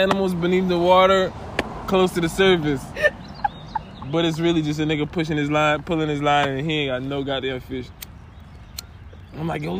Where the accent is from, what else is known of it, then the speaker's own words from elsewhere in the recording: Florida, United States; Growing up in Florida